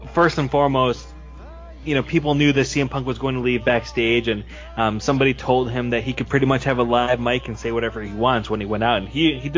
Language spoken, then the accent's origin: English; Chicago, Illinois, United States; my hometown of Chicago